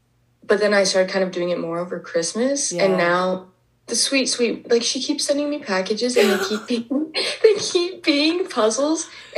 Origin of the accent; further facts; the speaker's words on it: Heber, Utah, United States; moved away as an adult; now in New York, United States; I'm 22 years old. I'm originally from Heber. Usually I say like Park City, Utah